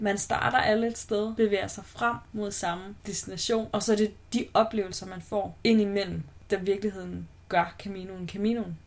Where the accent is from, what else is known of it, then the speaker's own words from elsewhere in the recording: Aalborg, North Denmark Region, Denmark; jeg er fra Aalborg